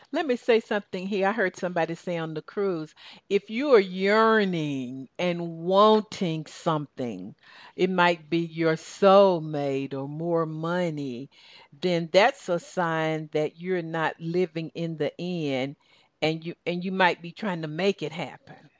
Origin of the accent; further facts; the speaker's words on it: Southern Georgia, United States; accent: Southern Georgia; my Southern Georgia accent